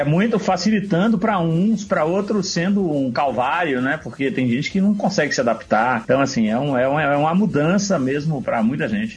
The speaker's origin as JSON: {"language": "Portuguese", "region": "Bahia", "country": "Brazil", "tie": "born or raised there", "moved": "as an adult", "lives_now": "São Paulo, Brazil", "said": "Hoje eu estou em São Paulo, cresci, me formei na Bahia"}